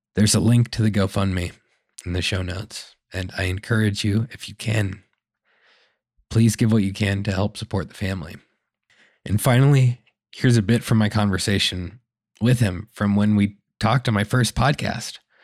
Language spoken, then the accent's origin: English; Arizona, United States; now in Chicago, United States; growing up in Arizona